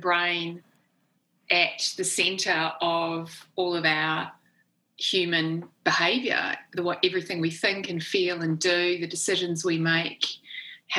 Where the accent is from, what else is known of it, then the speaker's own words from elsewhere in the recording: New Zealand; accent: Kiwi; moved away as an adult; also born or lived in Oxford, United Kingdom; I grew up in New Zealand, which is one of the best countries in the world to grow up